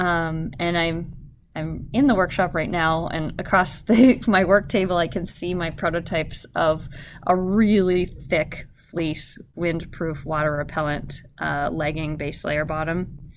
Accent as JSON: {"language": "English", "country": "Canada", "tie": "born or raised there", "moved": "yes", "lives_now": "Anchorage, United States", "said": "I grew up in Canada"}